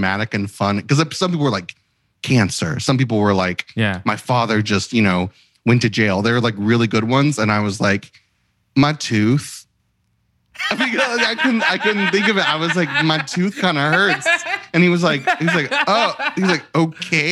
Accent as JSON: {"language": "English", "area": "Christian County", "region": "Kentucky", "country": "United States", "tie": "born or raised there", "moved": "yes", "lives_now": "Los Angeles, United States", "said": "I grew up in Christian County, Kentucky."}